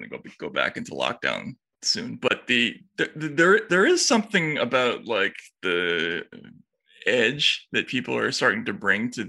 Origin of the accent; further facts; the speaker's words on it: Boston, Massachusetts, United States; I'm from Boston